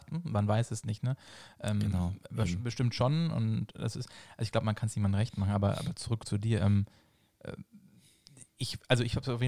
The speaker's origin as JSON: {"language": "German", "town": "Düsseldorf", "region": "North Rhine-Westphalia", "country": "Germany", "tie": "born there", "said": "Ich übrigens ähm, auch."}